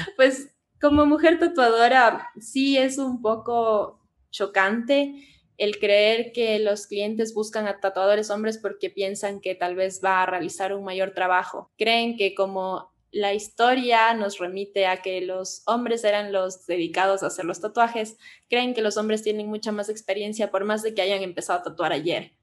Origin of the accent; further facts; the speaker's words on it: Cuenca, Azuay, Ecuador; now in Quito, Ecuador; nosotros somos de Cuenca